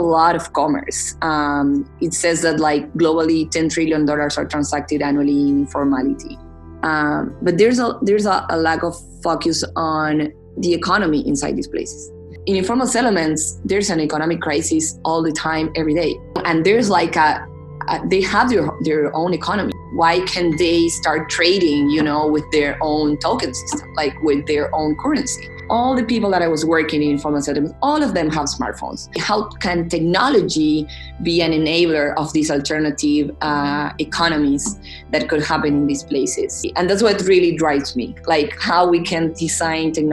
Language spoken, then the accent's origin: English; Argentina; also born or lived in Boston; I'm coming from Argentina